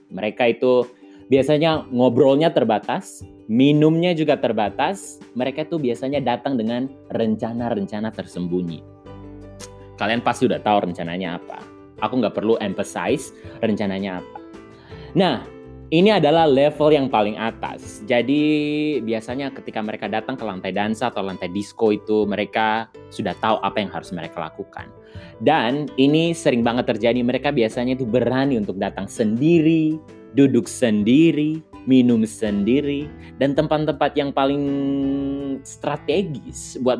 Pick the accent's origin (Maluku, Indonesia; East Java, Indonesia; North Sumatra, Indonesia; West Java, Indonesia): Maluku, Indonesia; Saumlaki; karena aku dari Saumlaki ini sudah gaya-gaya orang Saumlaki